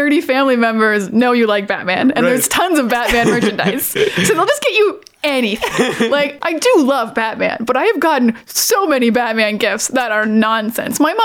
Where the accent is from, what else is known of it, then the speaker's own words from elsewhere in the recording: Miramichi, New Brunswick, Canada; I am from a small town called Miramichi in New Brunswick